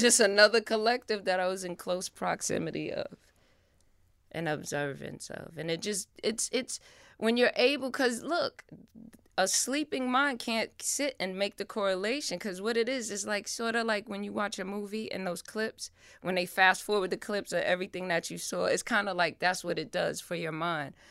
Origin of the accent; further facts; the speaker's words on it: New York City, New York, United States; I lived in the Bronx, and I'm from the Bronx